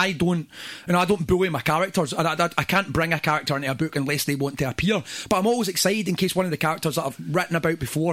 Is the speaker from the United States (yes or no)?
no; Airdrie, Scotland, United Kingdom; also born or lived in Glasgow; I grew up in Airdrie